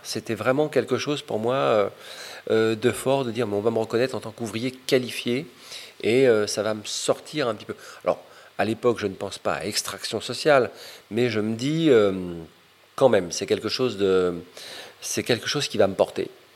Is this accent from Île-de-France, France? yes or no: yes; Paris, Île-de-France, France; also born or lived in Fontenay-sous-Bois; du 20e arrondissement, de, la cité du 140, et puis après de la cité des Bollabé ou des Boulereaux, ou du Val de Fontenay